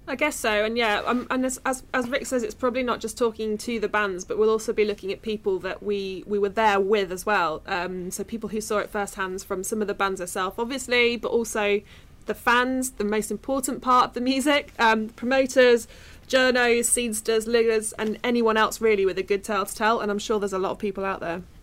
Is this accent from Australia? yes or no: no; Midlands, United Kingdom; I'm from the Midlands